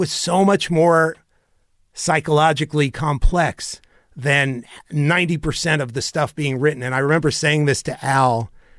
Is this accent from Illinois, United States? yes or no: yes; Chicago, Illinois, United States; We're from Chicago.